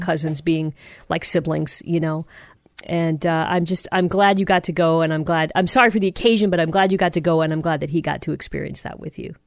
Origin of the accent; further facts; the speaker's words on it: Toledo, Ohio, United States; also born or lived in Michigan / Seattle / Tacoma; now in Salem, Oregon, United States; growing up in Ohio and Michigan